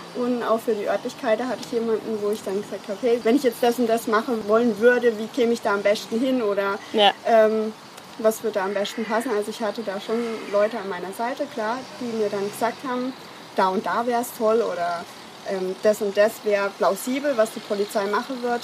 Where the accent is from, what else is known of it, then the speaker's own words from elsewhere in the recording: Offenburg, Baden-Württemberg, Germany; moved away as an adult; now in Kraichgau, Germany; Ich bin geboren in Offenburg